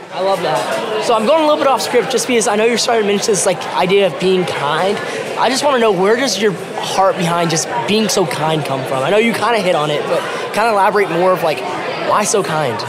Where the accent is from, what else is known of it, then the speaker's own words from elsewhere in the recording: Norman, Oklahoma, United States; my hometown, Norman, Oklahoma.